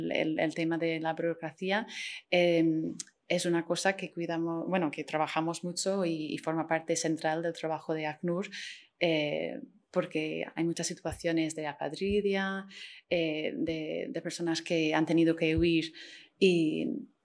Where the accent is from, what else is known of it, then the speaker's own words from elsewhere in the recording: Ireland; Spanish is a second language; Sí, soy irlandesa